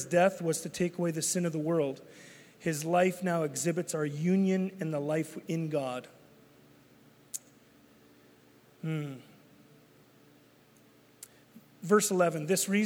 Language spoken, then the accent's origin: English; Canada; I'm Canadian. I'm not becoming Canadian. I am Canadian.